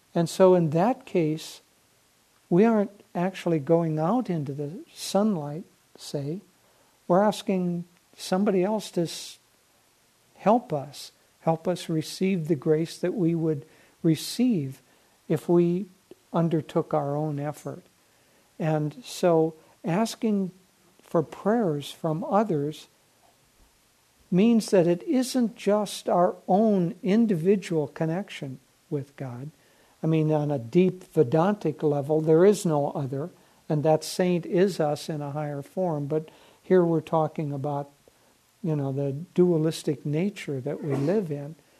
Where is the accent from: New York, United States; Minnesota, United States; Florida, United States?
Minnesota, United States; growing up in Minnesota